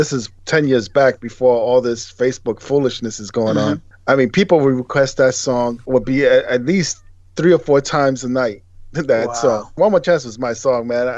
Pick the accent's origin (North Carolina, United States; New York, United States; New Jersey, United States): New York, United States; New York City; Sunset Park, over there by Bay Ridge, by the Verrazano Bridge.